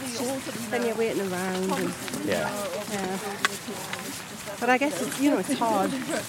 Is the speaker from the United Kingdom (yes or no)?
yes; Crickhowell, Wales, United Kingdom; moved away; also born or lived in London / Hong Kong; I grew up in Crickowl.